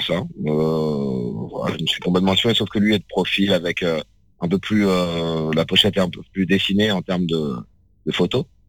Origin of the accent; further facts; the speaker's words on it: France; je suis occidental, hein, je suis français, mes parents sont africains